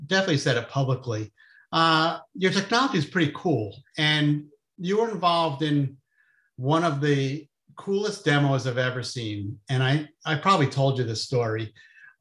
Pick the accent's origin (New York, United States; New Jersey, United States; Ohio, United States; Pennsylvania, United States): New Jersey, United States; I'm from New Jersey